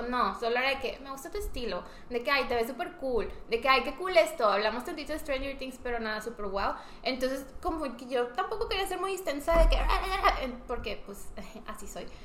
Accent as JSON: {"language": "Spanish", "country": "Mexico", "said": "soy de México"}